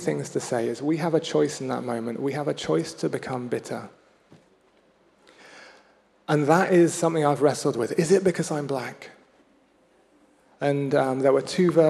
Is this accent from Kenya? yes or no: yes; Kenya; moved away; I had a Swahili teacher growing up in Kenya.